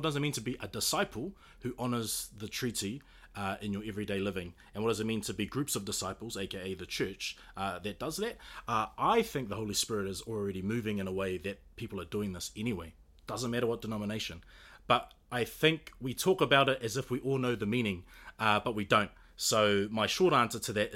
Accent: New Zealand; being Kiwi

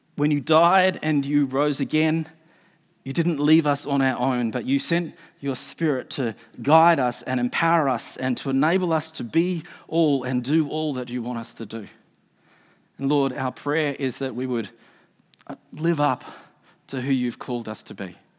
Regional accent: Australia; now in New Zealand; I'm an Australian.

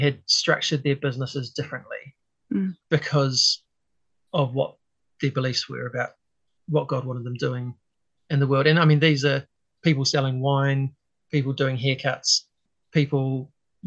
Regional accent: Hastings, Hawke's Bay, New Zealand; moved away; also born or lived in Auckland; I grew up in Hastings originally.

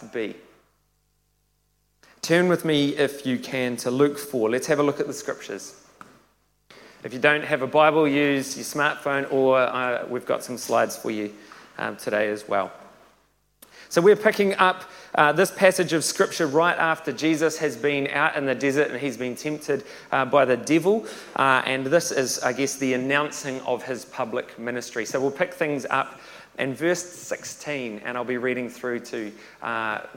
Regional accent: Tauranga, Bay of Plenty, New Zealand; I was born and raised in Tauranga

